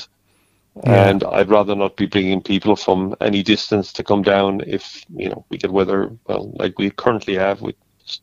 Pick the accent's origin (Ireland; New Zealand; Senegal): Ireland; Tipperary; now in Kerry, Ireland; I grew up in Tipperary, not too far from the River Shore, and, you know, grew up fishing for trout